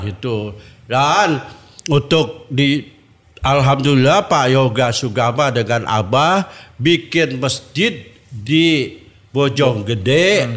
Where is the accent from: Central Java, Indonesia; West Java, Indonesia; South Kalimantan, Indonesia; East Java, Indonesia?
West Java, Indonesia; Tasikmalaya; now in Jakarta, Indonesia; saya orang Tasikmalaya